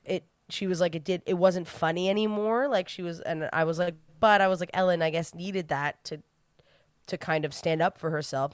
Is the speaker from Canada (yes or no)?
yes; New Brunswick, Canada; I'm from New Brunswick, where everyone I know came out when they moved to Toronto